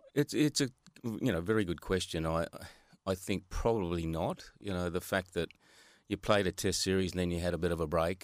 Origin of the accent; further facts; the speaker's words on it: Australia; I was from Hilton Park, Hilton Park Primary School